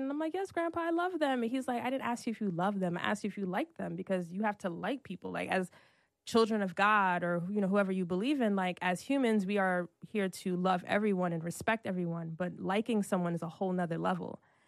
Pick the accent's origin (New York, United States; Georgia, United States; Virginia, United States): New York, United States; Brooklyn; also born or lived in Irvington, New Jersey / Newark, New Jersey / Atlanta; I'm from Brooklyn